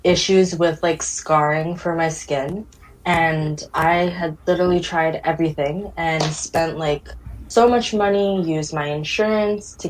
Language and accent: English; Toronto, Ontario, Canada; also born or lived in Ottawa; I'm from Toronto, but lived in Ottawa for about 6 years pursuing my education